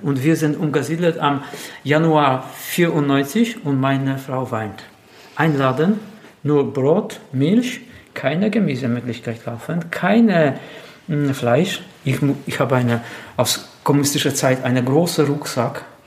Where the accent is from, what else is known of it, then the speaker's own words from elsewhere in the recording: Lower Silesian Voivodeship, Poland; German is a second language; Also ich bin geboren am Niederschlesien und meine ganze Familie stammt aus Ungebug